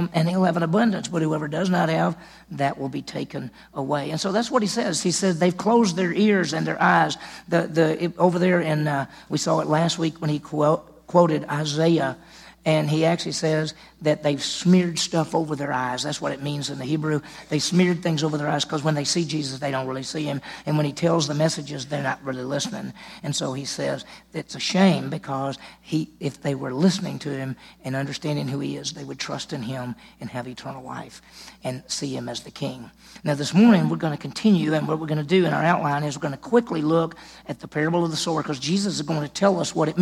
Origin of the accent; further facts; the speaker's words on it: Meridian, Mississippi, United States; also born or lived in Cleveland, Mississippi; I grew up in Meridian, Mississippi